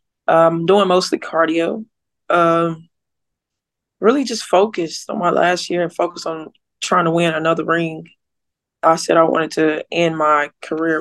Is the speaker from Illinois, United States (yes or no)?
no; Earle, Arkansas, United States; I'm from Earl, Arkansas. It's a place of like 2,000 people. So everybody know each other